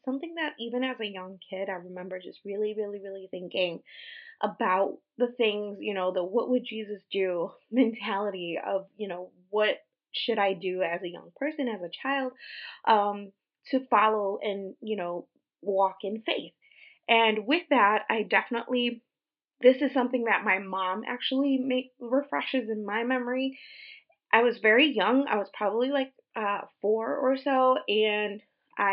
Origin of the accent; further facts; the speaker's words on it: Puerto Rico; moved away; We were raised Christian, primarily Pentecostal in Puerto Rico